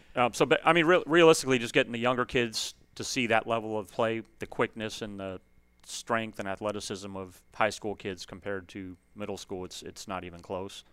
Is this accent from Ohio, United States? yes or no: no; Aurora, Illinois, United States; moved away; I grew up in Illinois. Um, I played for a really successful high school program up there, West Aurora.